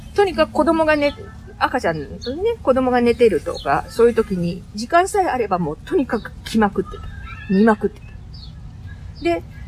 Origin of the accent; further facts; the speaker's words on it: Kiyosu, Aichi, Japan; moved away as an adult; also born or lived in Nagoya; now in Dubai, United Arab Emirates; 名古屋市郊外の、織田信長と同じ清須市出身です